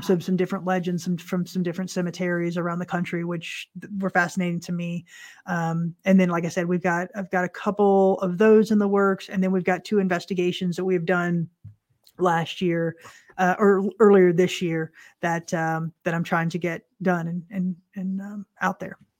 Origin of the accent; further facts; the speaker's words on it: Central Florida, United States; we're from Central Florida